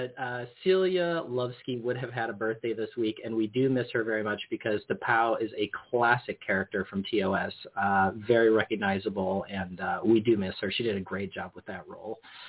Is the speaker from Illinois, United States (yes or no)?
yes; Illinois, United States; I grew up in Illinois